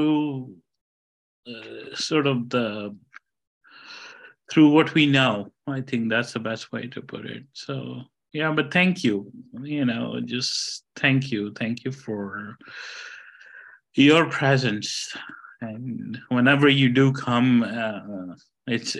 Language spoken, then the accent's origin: English; India; moved away; I'm Indian